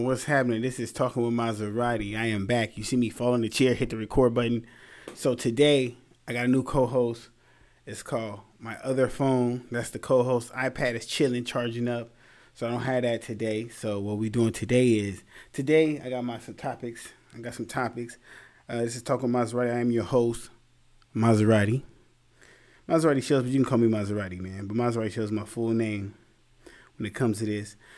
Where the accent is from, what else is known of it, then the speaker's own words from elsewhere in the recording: Anaheim, California, United States; also born or lived in Santa Ana, California; I'm from Santa Ana and Anaheim